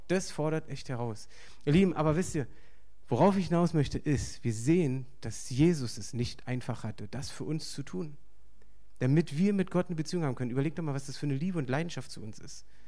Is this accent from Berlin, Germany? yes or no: yes; Berlin, Germany; ich bin hier aufgewachsen in Berlin